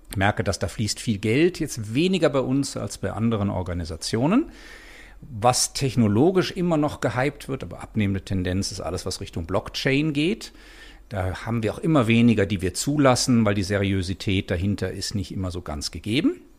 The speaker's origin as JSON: {"language": "German", "country": "Germany", "said": "Ich bin ursprünglich Deutscher, wie man hört, und da ist alles natürlich ein bisschen schneller"}